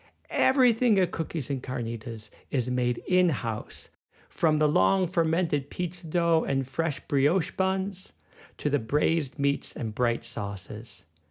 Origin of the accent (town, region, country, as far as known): Chicago, Illinois, United States; born or raised there; moved away as an adult; now in Berlin, Germany